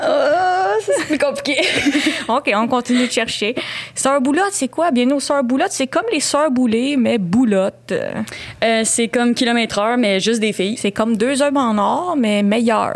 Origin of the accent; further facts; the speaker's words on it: Châteauguay, Quebec, Canada; on vient de Châteauguay, on a grandi à Châteauguay